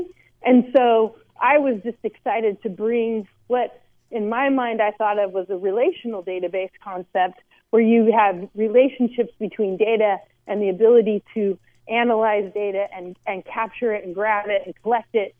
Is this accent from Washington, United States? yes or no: no; San Luis Obispo, California, United States; moved away; also born or lived in Bay Area; move home to my hometown of San Luis Obispo